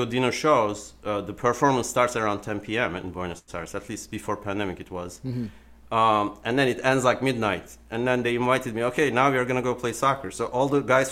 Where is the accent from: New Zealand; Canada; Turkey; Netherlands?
Turkey; moved away; I was born in Turkey, basically. So when I was a child, we would do Turkish folk dancing